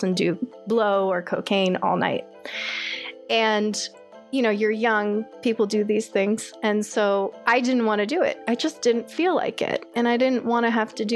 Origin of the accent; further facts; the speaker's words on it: Orange County, California, United States; moved away as an adult; I was raised in Orange County, had a pretty standard Orange County lifestyle, I'd say, growing up